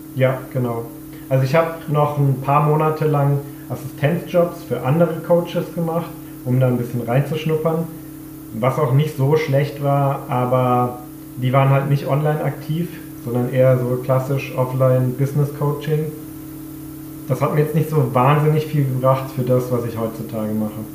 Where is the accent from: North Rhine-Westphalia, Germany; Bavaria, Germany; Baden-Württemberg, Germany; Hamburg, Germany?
Baden-Württemberg, Germany; Freiburg; moved away as an adult; now in Vienna, Austria; bin ich ursprünglich aus Deutschland, nämlich aus Freiburg. Aber ich wohne mittlerweile seit zehn Jahren in Wien